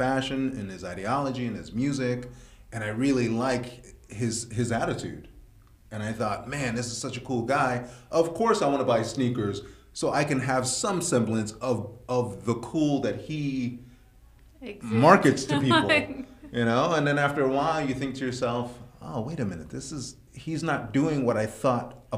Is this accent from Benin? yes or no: no; New York City, New York, United States; I grew up in Sunset Park in the 80s